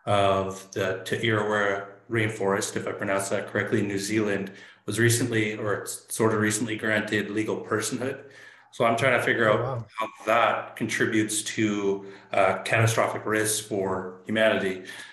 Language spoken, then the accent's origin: English; Inuvik, Northwest Territories, Canada; now in Saskatoon, Canada; I'm originally from Inuvik Northwest Territories, homeland of the Gwich’in First Nation. But I've been in Saskatoon for quite some time